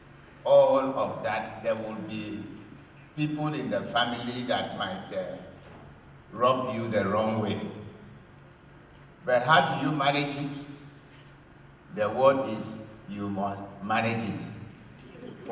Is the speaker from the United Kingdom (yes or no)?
no; Cross River, Nigeria; now in Calabar, Nigeria; I am from Cross River State, but I was born in Ikorobasi, attended primary school where Professor Cindy comes from